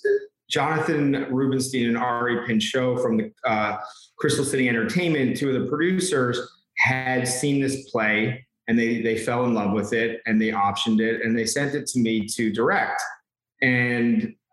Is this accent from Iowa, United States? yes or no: no; New York, United States; I'm from New York. I'm born and raised here